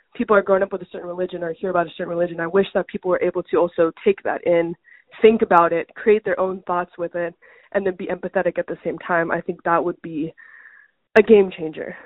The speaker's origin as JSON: {"language": "English", "country": "United States", "said": "I'm firstborn American in my family to go to school in the U.S."}